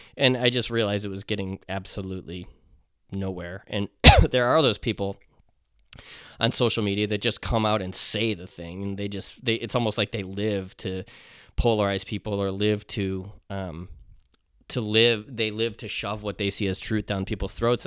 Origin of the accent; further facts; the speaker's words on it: United States; as an American